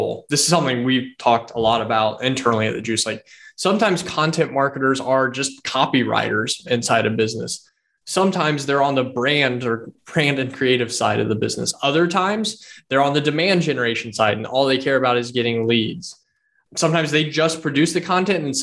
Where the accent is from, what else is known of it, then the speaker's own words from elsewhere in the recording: Indiana, United States; we're from the Hoosier State